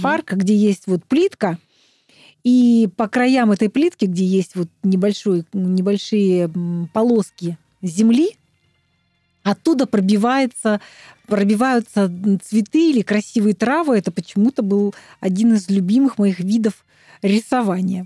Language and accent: Russian; Altai Krai, Russia; now in Moscow, Russia; я с Алтая